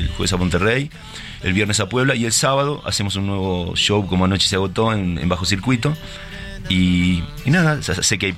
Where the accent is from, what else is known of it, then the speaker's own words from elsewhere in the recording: Argentina; en, nuestro caso como argentinos